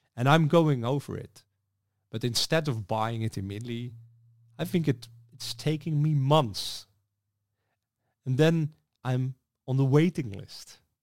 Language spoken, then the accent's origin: English; Netherlands; I'm from the Netherlands